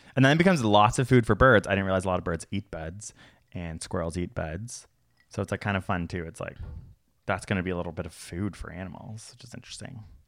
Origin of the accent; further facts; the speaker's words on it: Canada; We are from Canada.